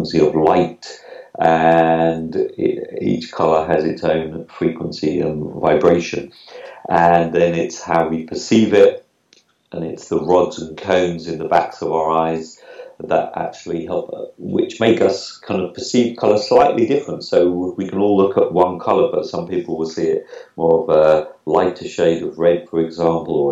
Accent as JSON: {"language": "English", "town": "Norwich", "region": "East of England", "country": "United Kingdom", "also_born_or_lived": "Lisbon", "accent": "UK", "moved": "yes", "said": "I'm originally from Norwich, though, but at the moment I'm in Lisbon"}